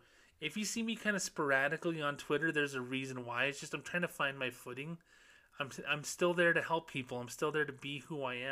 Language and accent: English; Socorro, New Mexico, United States; moved away; my hometown of Socorro, New Mexico